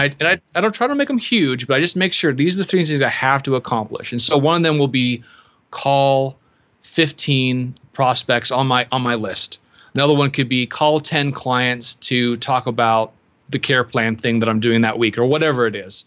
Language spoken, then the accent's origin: English; Seattle, Washington, United States; I am from Seattle